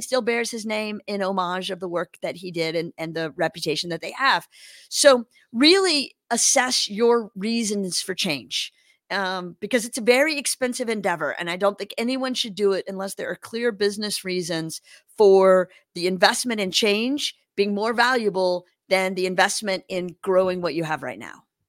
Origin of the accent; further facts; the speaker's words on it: Louisiana, United States; moved away as an adult; also born or lived in Los Angeles; I grew up in Louisiana